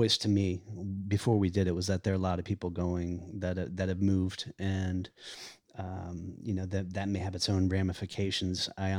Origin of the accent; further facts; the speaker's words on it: the South, United States; And I grew up in the South, and I like that.